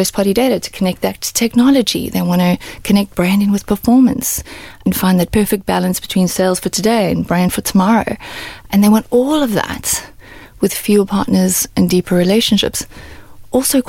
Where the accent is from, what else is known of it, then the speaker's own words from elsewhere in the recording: South Africa; moved away; I'm South African and I grew up in South Africa